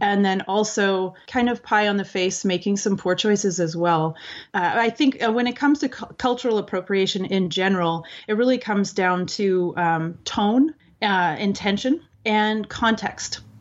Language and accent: English; Canada